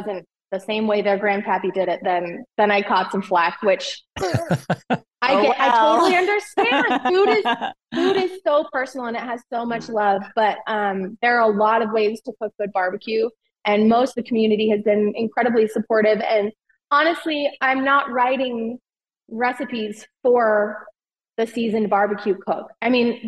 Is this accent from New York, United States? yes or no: no; Utah, United States; both of us grew up with meals occasionally cooked on the grill, but we're from Utah